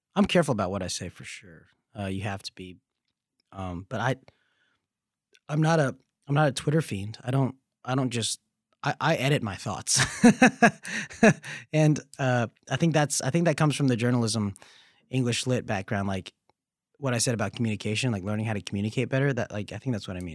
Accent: the South, United States; growing up in the South

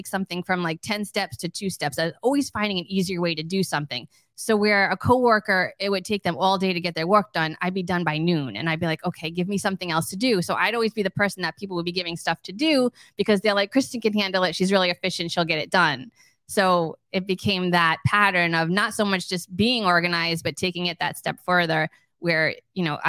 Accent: Rhode Island, United States; moved away as an adult; also born or lived in Georgia; now in Bonita Springs, United States; I am from Rhode Island originally, and we lived in Georgia for the last 3 years, and we moved to Bonita Springs, our forever home.

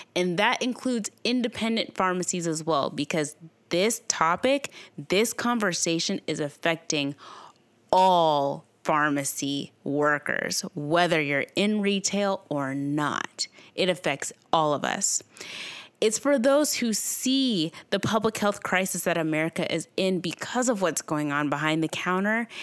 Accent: Owensboro, Kentucky, United States; my hometown, Owensboro, Kentucky

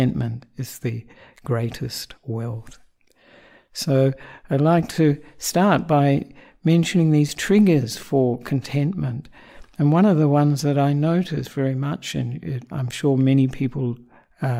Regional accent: Australia; also born or lived in Sri Lanka; I'm an Australian monk

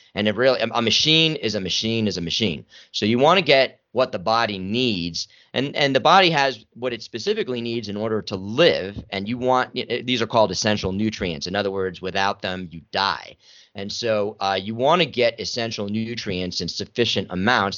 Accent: New York City, New York, United States; I'm from New York City

